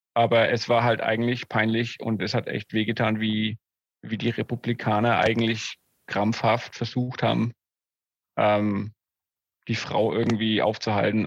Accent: Germany; now in Atlanta, United States; Als Deutscher

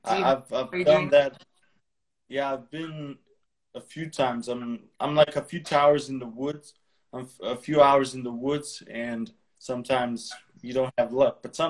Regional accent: Bled, Upper Carniola, Slovenia; English is a second language; I'm from Slovenia, from Bled, city Bled. I'm 19 years old

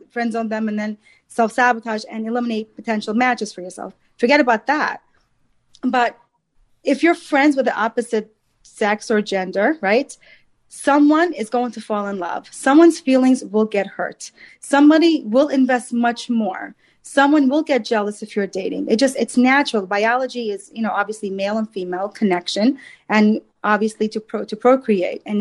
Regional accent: New York, United States; I'm from Long Island.

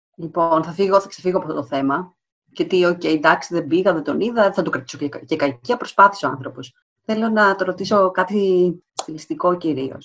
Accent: Alexandroupoli, Eastern Macedonia and Thrace, Greece; Είμαι από Αλεξανδρούπολη

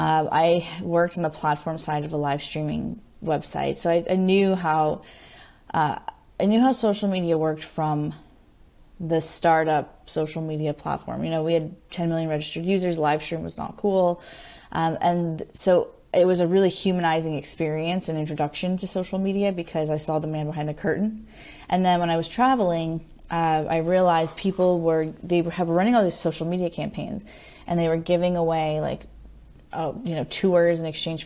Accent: Henderson, Nevada, United States; also born or lived in California / Colorado / Florida; I moved around a bit, but I went to high school in Las Vegas, Nevada, Henderson, right outside of Las Vegas in Henderson. But I grew up before that in all over. I was California, Colorado, Florida.

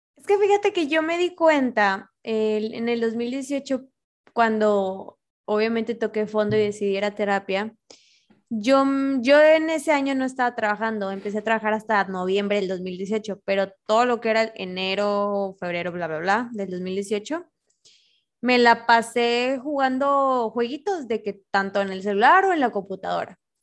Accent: Monterrey, Nuevo León, Mexico; moved away; also born or lived in Torreón; Yo soy de Monterrey, pero en ese tiempo yo vivía

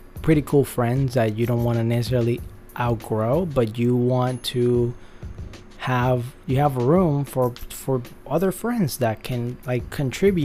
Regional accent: Puerto Rico; now in Los Angeles, United States; where I grew up in Puerto Rico, I love the people there

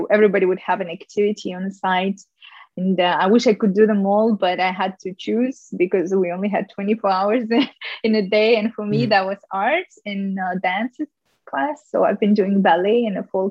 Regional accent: Ufa, Bashkortostan, Russia; moved away as an adult; also born or lived in New York; growing up in Russia

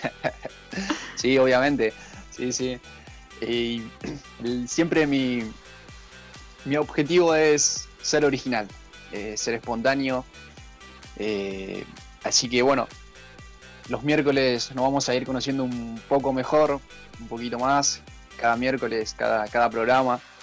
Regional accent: Merlo, Buenos Aires Province, Argentina; soy de acá de Merlo, desde que nací

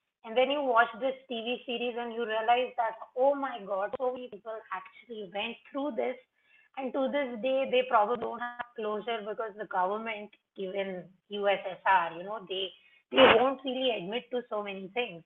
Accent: India; as an Indian living in India, dealing with brown skin, even if we are a predominantly brown country, I'm still given a lot of heck from family members

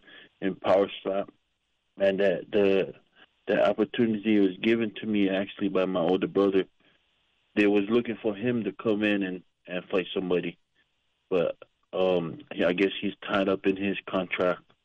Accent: Kona, Hawaii, United States; moved away as an adult; also born or lived in Oahu, Hawaii / Hilo, Hawaii; now in Las Vegas, United States; I was born in Oahu, on the west side of Hawaii. And then I moved to the Big Island, and I graduated up in Kona

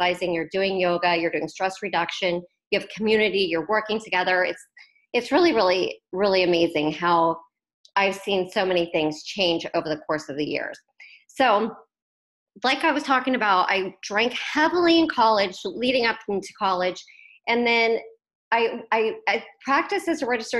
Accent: Wichita, Kansas, United States; I grew up in Wichita, Kansas

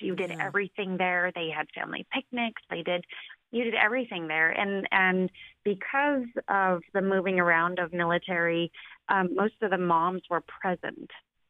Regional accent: Tri-Cities, Washington, United States; also born or lived in Oregon / Fort Hood, Texas; I was born in Oregon and became a military brat from age 4 to 8. So we moved and lived in Fort Hood, Texas before we came to Tri-Cities.

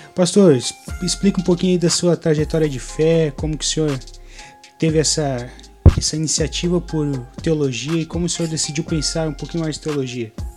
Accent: Agrolândia, Santa Catarina, Brazil; sou de Agrolândia, Santa Catarina

